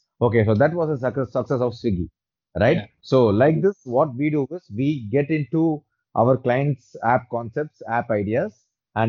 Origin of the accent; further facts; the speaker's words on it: Chennai, Tamil Nadu, India; moved away as an adult; now in London, United Kingdom; I'm primarily from Chennai and now I'm settled in London.